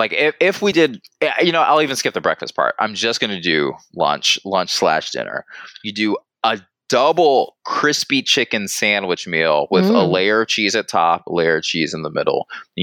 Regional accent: the South, United States; again, I'm from the South, so let me preface with that.

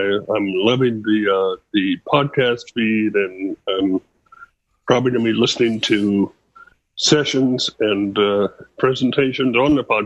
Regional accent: Austin, Texas, United States; I'm from Austin, Texas

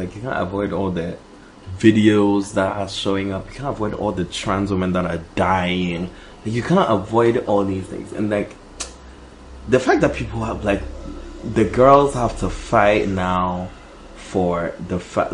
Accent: New York City, New York, United States; I'm coming deep from the Bronx

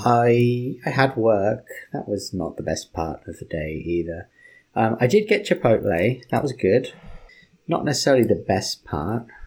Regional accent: United Kingdom; I'm British

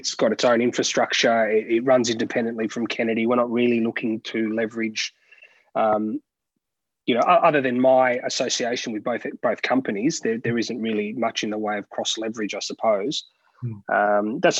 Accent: Sydney, New South Wales, Australia; moved away as an adult; now in Melbourne, Australia; I grew up in Sydney, obviously residing in Melbourne now and been here for over a decade.

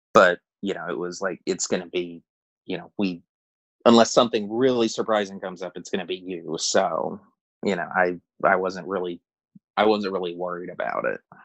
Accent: outside of Houston, Texas, United States; moved away as an adult; now in Arizona, United States; I moved out to Arizona in 2010 from Texas where I grew up outside of Houston

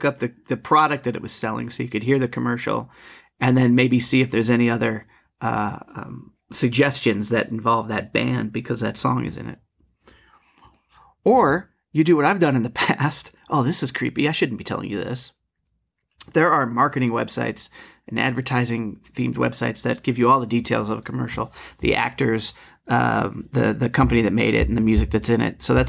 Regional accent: East Coast, United States; I know milk. Hood. We don't have Hood out here, but I do know Hood. Growing up on the East Coast.

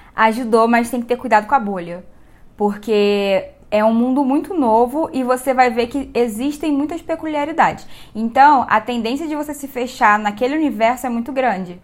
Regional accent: Rio de Janeiro, Brazil; moved away as an adult; now in Anápolis, Brazil; eu tenho 25 anos, sou carioca, tô aqui em Anápolis por causa do meu marido

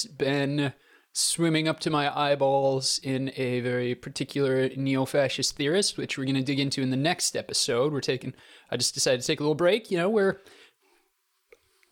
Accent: South Dakota, United States; I'm from South Dakota.

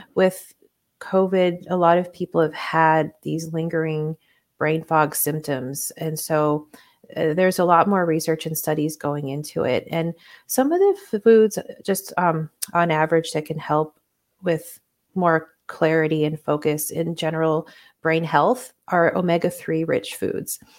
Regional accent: Hawaii, United States; moved away; also born or lived in Puerto Rico / Spain; I was born in Puerto Rico and then I grew up in Hawaii.

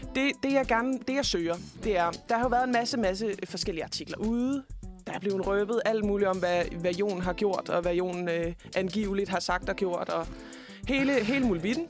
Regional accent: Denmark; som dansker

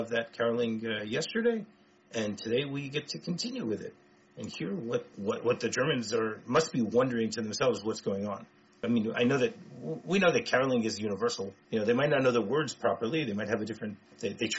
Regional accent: United States; I grew up in the States

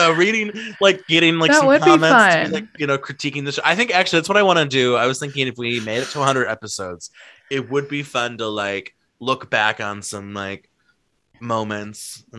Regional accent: Ohio, United States; I'm from Ohio.

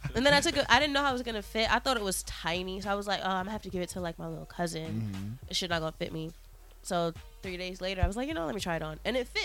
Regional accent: New York City, New York, United States; I'm from Brooklyn

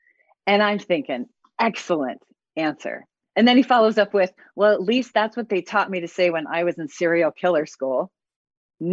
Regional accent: Ohio, United States; moved away as an adult; now in Sitka, United States; as a kid growing up in Ohio

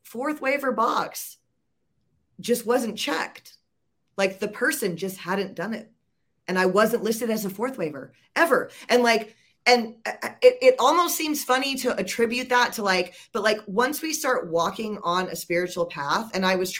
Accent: Georgia, United States; moved away; I'm actually from Georgia originally

